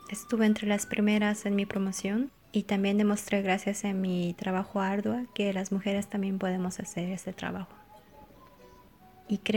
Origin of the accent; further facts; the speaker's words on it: Bolivia; soy boliviana.